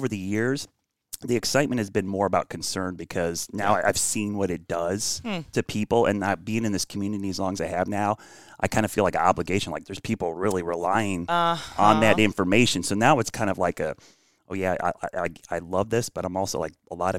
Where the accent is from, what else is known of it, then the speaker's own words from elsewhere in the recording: Northeast Ohio, United States; I grew up in Northeast Ohio